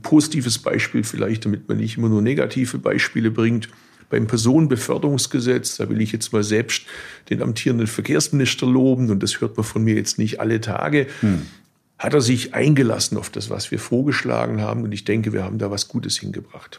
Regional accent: Swabia, Baden-Württemberg, Germany; Als Schwabe

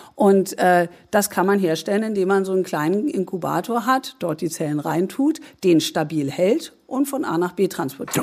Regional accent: Germany; jetzt bin ich Deutsche

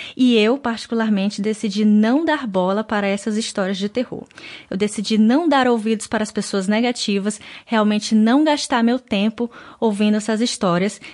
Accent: Brazil; moved away

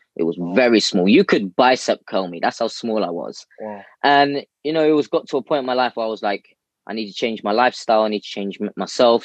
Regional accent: London, United Kingdom; I'm born in the UK, born and bred in London. Uh, central London as, as well.

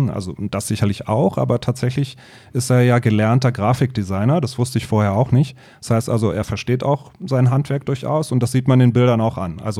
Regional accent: Berlin, Germany; Ja, ich bin in Berlin-Wannsee aufgewachsen, noch zu Mauerzeiten, ähm, habe dann die Wende dort miterlebt, so zu Abiturzeiten

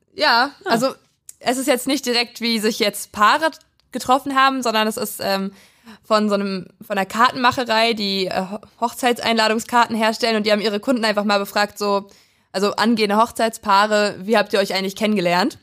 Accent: Prignitz, Brandenburg, Germany; in meinem Heimatdorf

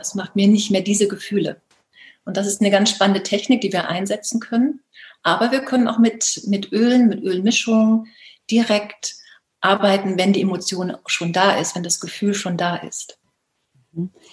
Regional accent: Baltic coast, Germany; moved away; zurzeit habe ich das große Glück, im ähm, Norden zu leben, an der Ostsee meiner alten Heimat

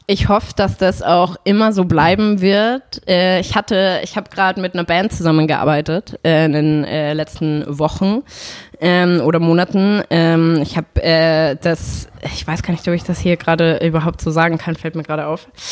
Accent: Salzburg, Austria; moved away as an adult; now in Berlin, Germany; ich bin in Salzburg aufgewachsen

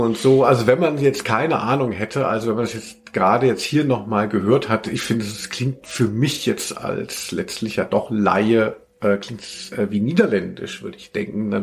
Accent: Hanau, Hesse, Germany; in Hanau, äh, wo ich aufgewachsen bin

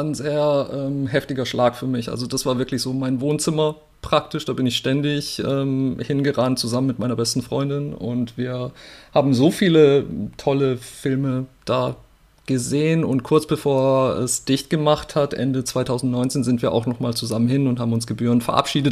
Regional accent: Murg, Baden-Württemberg, Germany; der Landkreis Walzutingen befindet sich ganz unten im Südwesten an der Schweizer Grenze. Da bin ich aufgewachsen

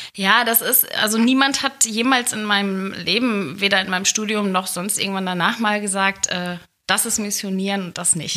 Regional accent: Gelsenkirchen, North Rhine-Westphalia, Germany; moved away as an adult; now in Hilden, Germany; ich bin ja ein Kind des Ruhrgebiets.

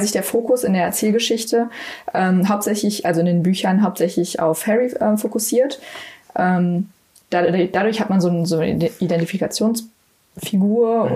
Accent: Cologne, North Rhine-Westphalia, Germany; ich komme aus Köln

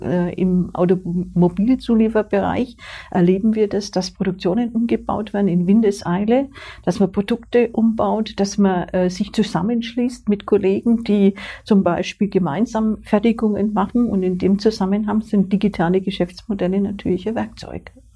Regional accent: Swabia, Germany; moved away as an adult; now in Upper Franconia, Germany; ich bin jetzt mittlerweile 40 Jahre in Oberfranken, ich bin eine gebürtige Schwäbin

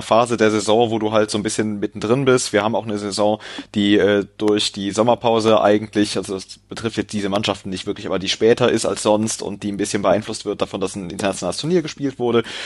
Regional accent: Cologne, North Rhine-Westphalia, Germany; ich komme nicht aus Leipzig, ich habe, äh, das liegt mir fern, ich komme aus Köln

